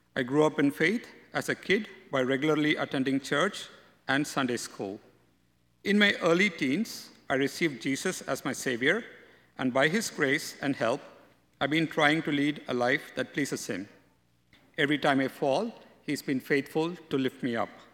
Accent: India; moved away as an adult; now in North America; I was born in India

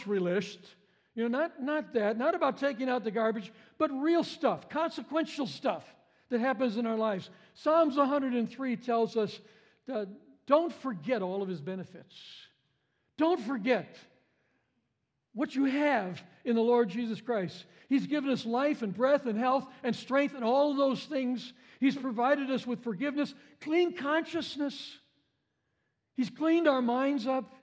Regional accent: Chicago, Illinois, United States; I was a city boy. I grew up in Chicago

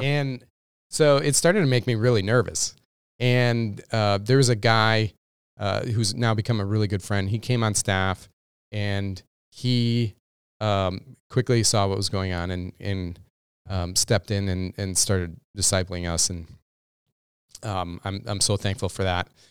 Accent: Minnesota, United States; also born or lived in Texas; being a Minnesotan

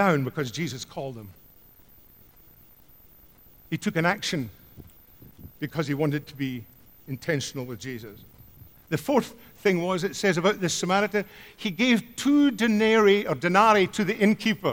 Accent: Scotland, United Kingdom; growing up in Scotland

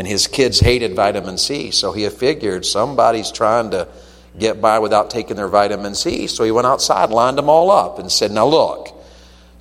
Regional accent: Tennessee, United States; I'm from Tennessee

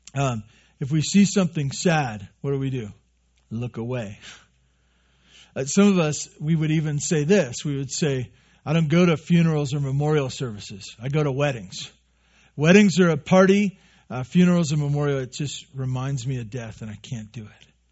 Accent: Santa Barbara, California, United States; moved away; I grew up in Santa Barbara on the, the bad side of the freeway

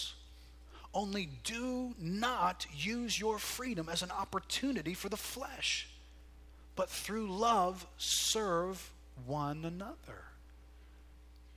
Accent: United States; we're more American than we are biblical

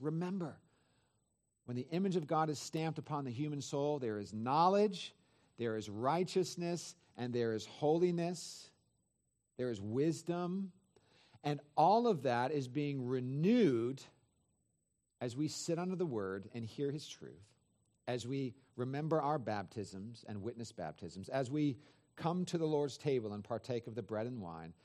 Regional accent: Northern California, United States; I grew up in Northern California, forty-five minutes from San Francisco

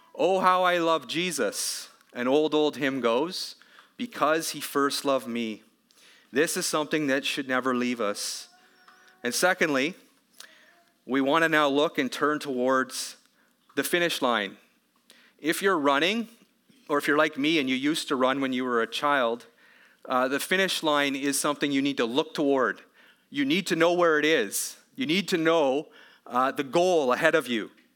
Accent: Canada; as a Canadian

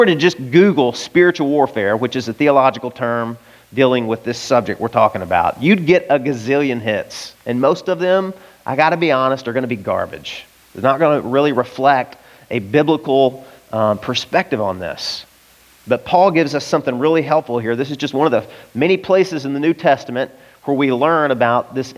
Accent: the Bible Belt, United States; I grew up in the Bible Belt

